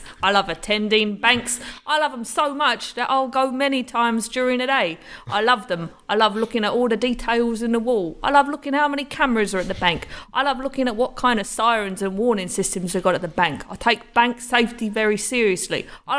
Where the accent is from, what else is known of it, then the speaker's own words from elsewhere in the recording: England, United Kingdom; No, I've not been in jail in my home country, England.